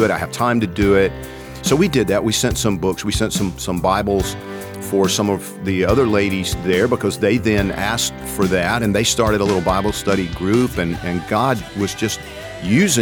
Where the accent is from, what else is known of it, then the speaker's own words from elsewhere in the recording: Georgia, United States; I'm from Georgia